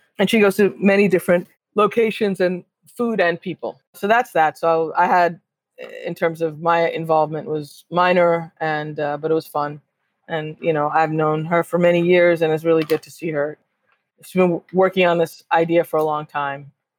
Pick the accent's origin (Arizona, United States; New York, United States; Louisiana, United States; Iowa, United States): New York, United States; New York City; I grew up on WBAI in New York